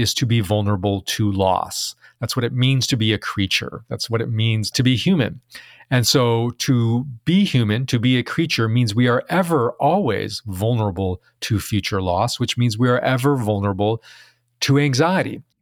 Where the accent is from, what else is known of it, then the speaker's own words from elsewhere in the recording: Chicago, Illinois, United States; also born or lived in Taiwan; So I was born in Taiwan. I immigrated to the United States at age 3, grew up in Chicago.